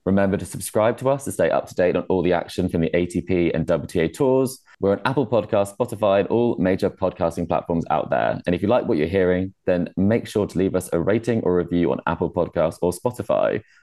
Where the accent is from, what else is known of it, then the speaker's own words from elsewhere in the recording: United Kingdom; I'm from the UK